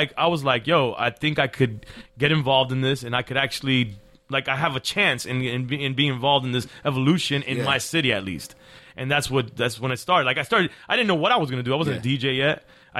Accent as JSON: {"language": "English", "town": "Miami", "region": "Florida", "country": "United States", "tie": "born or raised there", "said": "I was raised in Miami."}